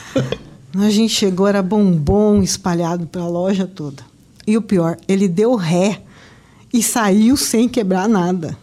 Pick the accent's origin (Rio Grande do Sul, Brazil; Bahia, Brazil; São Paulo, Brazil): São Paulo, Brazil; Campinas; moved away as an adult; now in Campo Grande, Brazil; não sou daqui, eu sou de Campinas. A minha família é de Campinas.